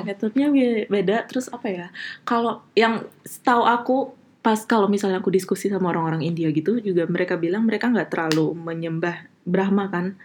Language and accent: Indonesian; Bali, Indonesia; moved away as an adult; now in Aachen, Germany; aku asli dari Bali agamaku masih agama Hindu